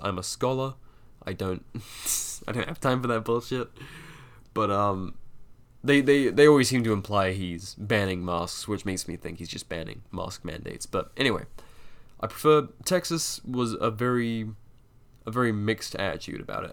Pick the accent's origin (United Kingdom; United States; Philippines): United Kingdom; I'm a Brit, I was taught funny